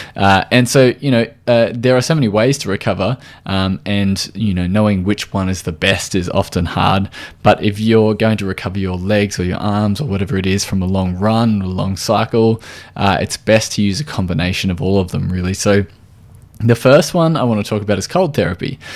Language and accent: English; Australia